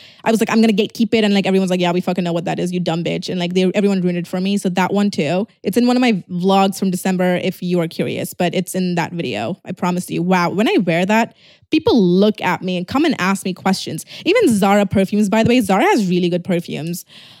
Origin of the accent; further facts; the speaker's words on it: Tirunelveli, Tamil Nadu, India; No, I'm actually from Tirunelveli.